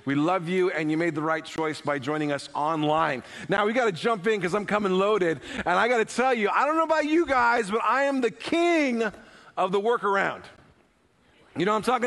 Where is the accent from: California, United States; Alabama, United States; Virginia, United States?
California, United States; San Francisco Bay Area; moved away; Years ago, I lived in the Bay Area, born and raised in the San Francisco Bay Area.